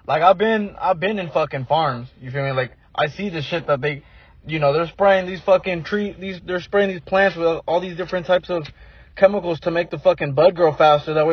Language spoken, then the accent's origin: English; Oregon, United States; up in Oregon, bro.